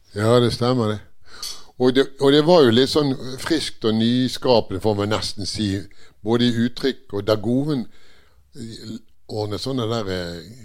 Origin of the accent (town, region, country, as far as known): Bergen, Vestland, Norway; also born or lived in Northern Norway / Eastern Norway